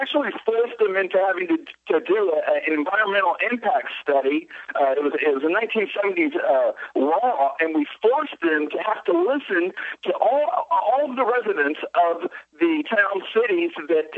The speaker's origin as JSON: {"language": "English", "region": "Texas", "country": "United States", "moved": "yes", "lives_now": "Washington, D.C., United States", "said": "I'm from Texas"}